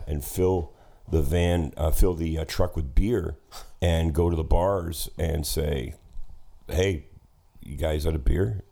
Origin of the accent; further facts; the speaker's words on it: Hamilton, Ontario, Canada; growing up in Hamilton